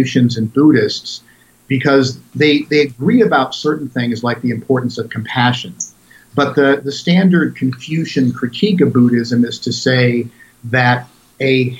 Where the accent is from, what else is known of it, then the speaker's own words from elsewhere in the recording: United States; I'm a teacher, I'm an author, I'm an American